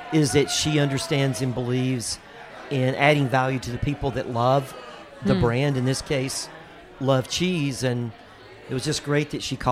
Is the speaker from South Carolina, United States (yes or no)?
yes; South Carolina, United States; I'm from South Carolina.